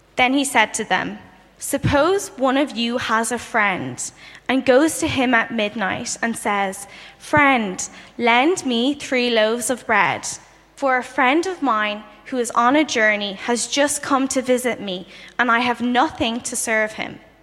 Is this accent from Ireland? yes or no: yes; Dublin, Leinster, Ireland; moved away as an adult; now in London, United Kingdom; I'm originally from Dublin, Ireland, and I recently moved to um, London to do a master's.